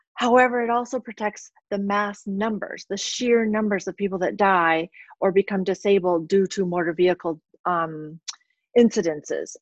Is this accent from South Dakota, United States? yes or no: yes; South Dakota, United States; also born or lived in St. Louis area / New Mexico / Minnesota; now in La Crosse, United States; I'm originally from South Dakota